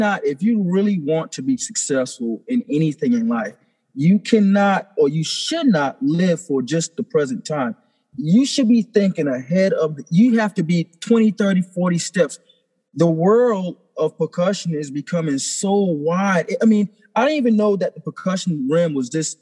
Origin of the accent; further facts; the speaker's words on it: St. Stephen, South Carolina, United States; I grew up in St. Stephen, South Carolina